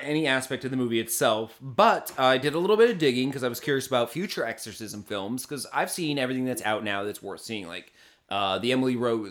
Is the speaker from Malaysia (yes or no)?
no; South Africa; Being South African, a lot of the stars are unknowns